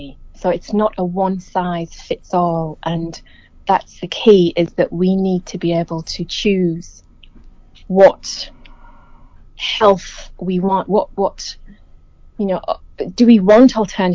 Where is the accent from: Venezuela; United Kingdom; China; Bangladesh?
United Kingdom; England; moved away as an adult; now in New Zealand; growing up in England. I've been in New Zealand since 2007